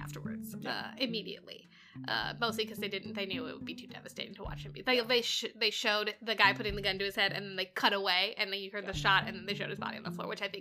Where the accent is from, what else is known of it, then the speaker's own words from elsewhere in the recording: Southern California, United States; I grew up in Southern California